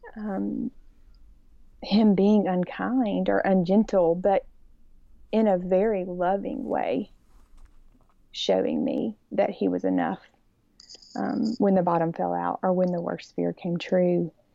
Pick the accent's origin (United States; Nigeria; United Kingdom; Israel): United States; Birmingham, Alabama; I grew up in Birmingham and born and raised here, and so I'm definitely that sugary, sweet Alabama girl